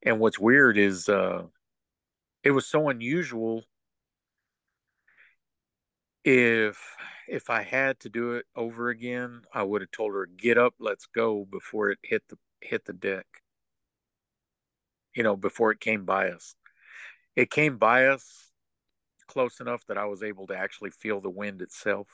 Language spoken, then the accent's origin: English; West Texas, United States; moved away as an adult; now in East Texas, United States; I'm originally from West Texas